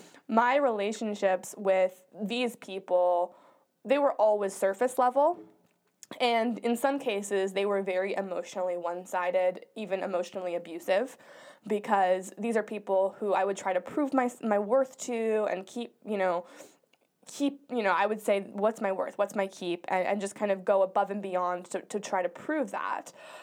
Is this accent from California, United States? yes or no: yes; Coronado, California, United States; Growing up in Coronado, our parents used to call it the bubble because nothing bad really ever happened there